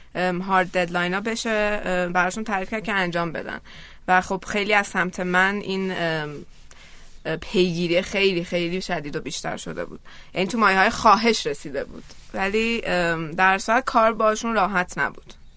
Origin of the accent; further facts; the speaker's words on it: Iran; ما از ایرانیم